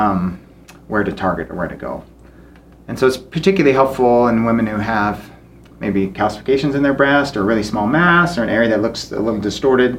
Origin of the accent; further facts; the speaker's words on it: Basin, Wyoming, United States; now in Cody, United States; I grew up in Basin, Wyoming, so not too far away, about an hour away